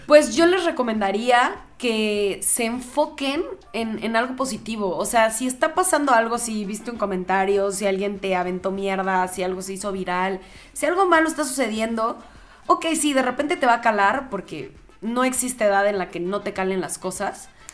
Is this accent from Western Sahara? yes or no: no; Mexico; soy súper mexa